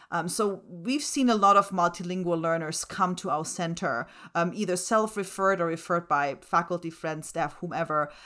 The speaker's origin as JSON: {"language": "English", "country": "Germany", "tie": "born or raised there", "first_language": "German and Slovak", "second_language": "English", "moved": "yes", "said": "My first languages are German and Slovak. I was born and raised in Germany."}